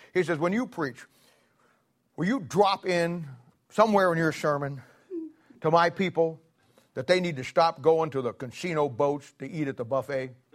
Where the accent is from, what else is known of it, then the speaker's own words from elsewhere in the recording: Ohio, United States; moved away; I'm from Ohio